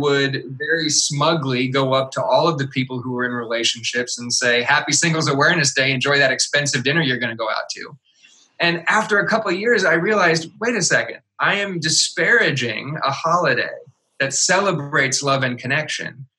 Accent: Midwest, United States; I was raised in the Midwest, which is very much a Bible Belt type of part of the country

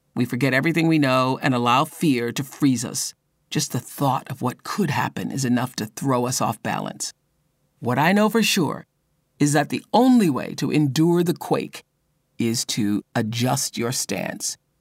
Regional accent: Mississippi, United States; I a woman born and raised in Mississippi when it was an apartheid state

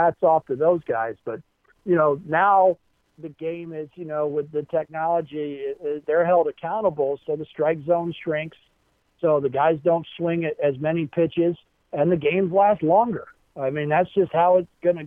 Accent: Baltimore, Maryland, United States; when I was a kid, you know, was in growing up in Baltimore, Maryland

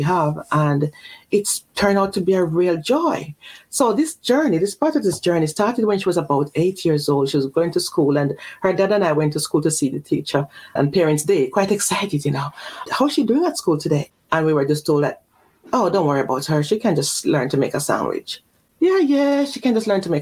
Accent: Jamaica; moved away; also born or lived in Mexico City / Belgium; I was born in Jamaica. And then I was sent off to Mexico City when I was early, young, you know.

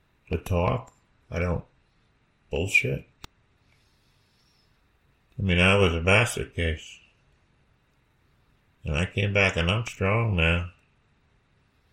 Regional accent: United States; I grew up in America

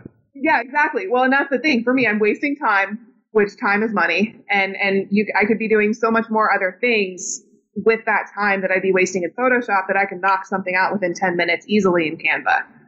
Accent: Indiana, United States; growing up in Indiana

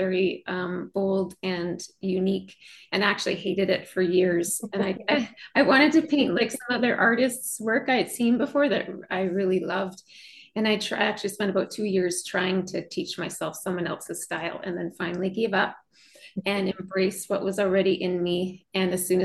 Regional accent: Western Canada, Canada; I'm from Western Canada.

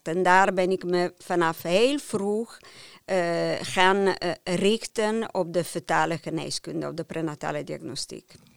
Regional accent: near Turin, Piedmont, Italy; Dutch is a second language; moved away as an adult; now in Netherlands; Ik ben opgegroeid in Piemonte, in de buurt van Turijn

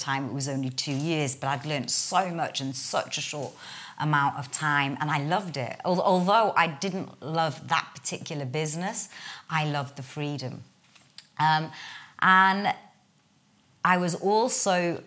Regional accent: Newcastle upon Tyne, North East England, United Kingdom; accent: Geordie; I'm a Geordie girl, born and bred northerner from Newcastle.

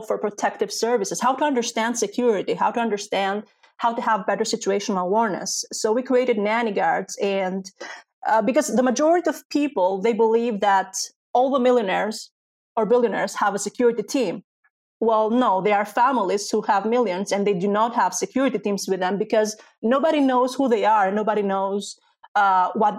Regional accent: Greece; also born or lived in Albania; And I was Albanian, but I was raised in Greece, so I didn't have the Greek citizenship

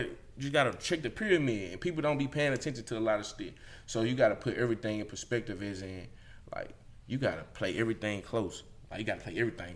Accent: Mississippi, United States; born or raised there

